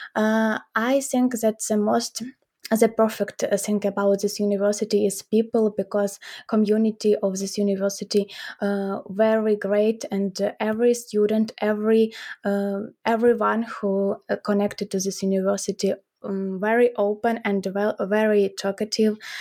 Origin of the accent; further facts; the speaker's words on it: Ukraine; we are from Ukraine.